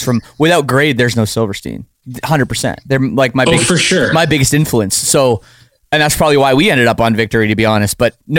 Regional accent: Oakville, Ontario, Canada; I'm from Oakville, Ontario, you know, just a suburb of Toronto

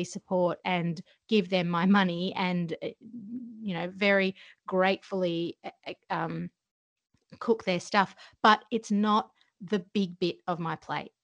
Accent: Georgia; moved away; I grew up uh, in a country called Georgia in the former Soviet Union.

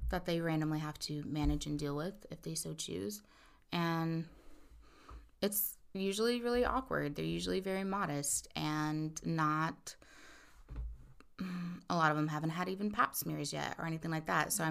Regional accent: Indiana, United States; now in Northern California, United States; I'm from Indiana

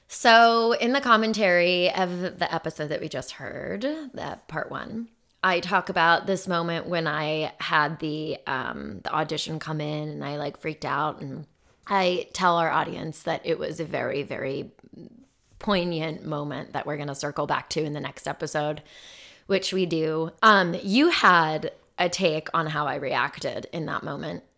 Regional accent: Phoenix, Arizona, United States; moved away; I grew up in Phoenix

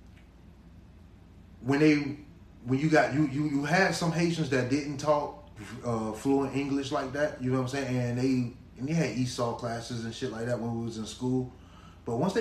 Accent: Miami, Florida, United States; I'm an American.

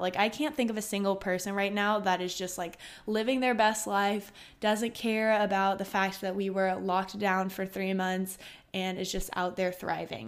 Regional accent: Austin, Texas, United States; I'm from Austin, Texas, born, raised, and go to college here.

